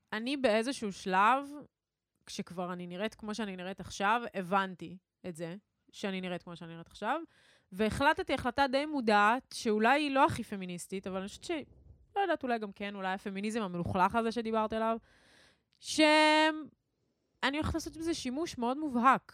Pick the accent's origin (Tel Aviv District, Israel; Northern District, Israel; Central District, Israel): Central District, Israel; Ra'anana; גדלנו באותו, באותה עיר, למאזינים שלא יודעים זאת. שתינו מרעננה